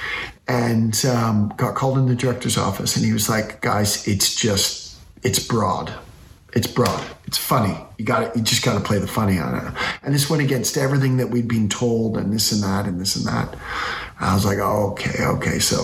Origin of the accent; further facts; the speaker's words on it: Canada; I'm a Canadian people pleaser.